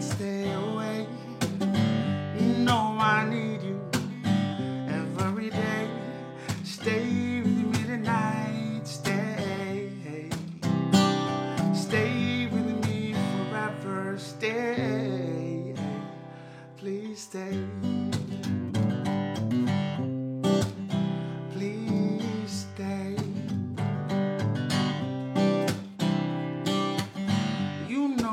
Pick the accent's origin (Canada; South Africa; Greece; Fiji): Fiji; moved away as an adult; also born or lived in Buffalo, New York; now in Ellicottville, United States; I'm originally from Fiji, from Fiji Islands in the South Pacific.